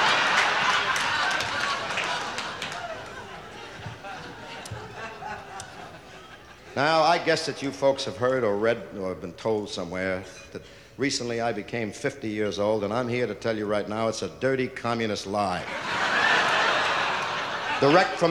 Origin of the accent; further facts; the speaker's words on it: Hoboken, New Jersey, United States; I was born in this tenement house in Hoboken, New Jersey